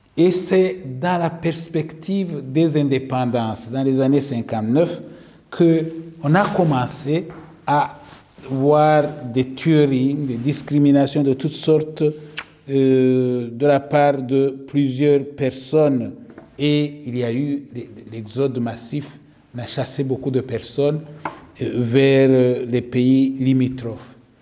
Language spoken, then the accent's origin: French; Rwanda; je suis rwandais